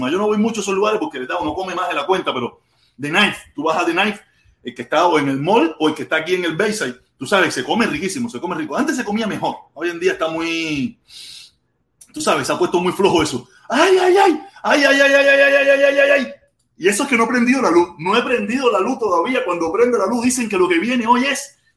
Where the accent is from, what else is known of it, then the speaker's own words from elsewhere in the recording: Cuba; Walter Ramos, si todos somos cubanos, menos por los menos para los comunistas.